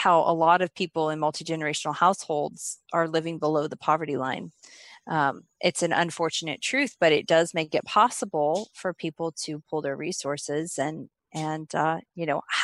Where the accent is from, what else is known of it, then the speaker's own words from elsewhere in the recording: Oklahoma, United States; moved away as an adult; I'm from Oklahoma